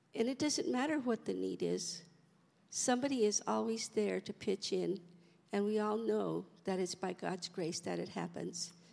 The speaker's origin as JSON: {"language": "English", "region": "Colorado", "country": "United States", "moved": "yes", "said": "We're from Colorado, so we really don't have a family out here"}